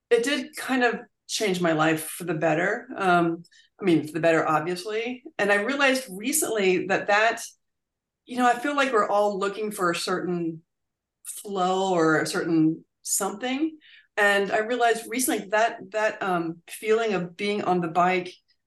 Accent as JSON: {"language": "English", "region": "Virginia", "country": "United States", "tie": "born or raised there", "said": "I grew up in Virginia"}